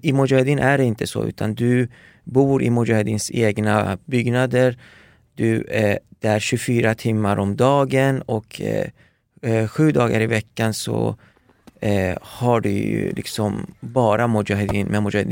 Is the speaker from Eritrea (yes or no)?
no; Paris, Île-de-France, France; moved away; där föddes jag. Eh, min, min, eh, mina första år eh, spenderade jag i Paris